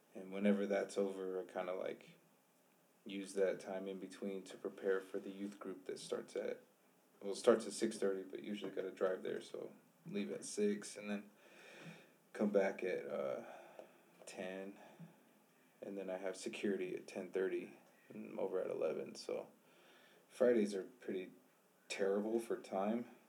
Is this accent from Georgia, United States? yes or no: no; Flagstaff, Arizona, United States; also born or lived in Winslow, Arizona; I grew up here in Flagstaff